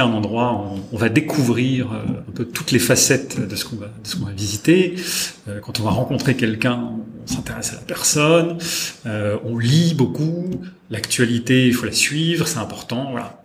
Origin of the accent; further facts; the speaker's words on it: Châtellerault, Nouvelle-Aquitaine, France; also born or lived in Poitiers; j'ai grandi euh, dans un, dans un, petit village et, j'allais à l'école euh, dans une petite ville qui s'appelle Châtellerault